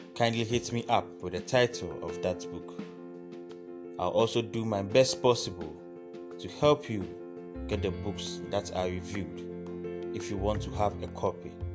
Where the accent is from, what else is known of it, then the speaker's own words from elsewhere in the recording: Ghana; As a Ghanaian author